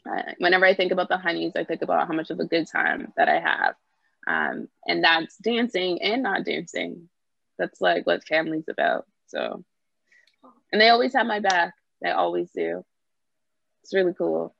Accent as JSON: {"language": "English", "town": "Brampton", "region": "Ontario", "country": "Canada", "tie": "born or raised there", "moved": "as an adult", "lives_now": "Toronto, Canada", "said": "I grew up in Brampton and I now live in Toronto."}